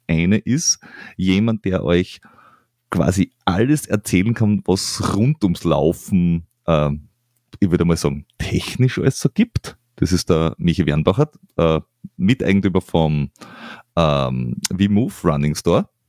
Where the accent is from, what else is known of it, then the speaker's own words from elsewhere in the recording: Vienna, Austria; Deswegen habe ich als Wiener gesagt.